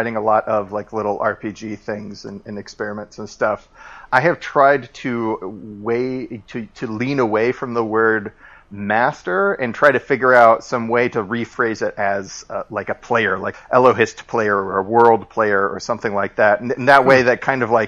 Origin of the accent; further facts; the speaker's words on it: Indianapolis, Indiana, United States; moved away as an adult; my hometown of Indianapolis